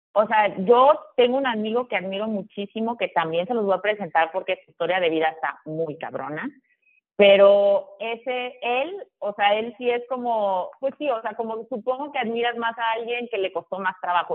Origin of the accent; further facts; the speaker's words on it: Tabasco, Mexico; moved away; also born or lived in United States / Villahermosa / Monterrey / Guadalajara; yo soy de Tabasco, o sea, yo nací, o sea, bueno, vi, o sea, viví mi infancia en Tabasco